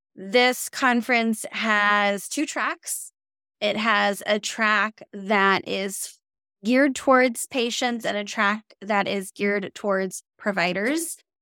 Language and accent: English; Minnesota, United States; I'm a Minnesotan and I, I drive in snow all the time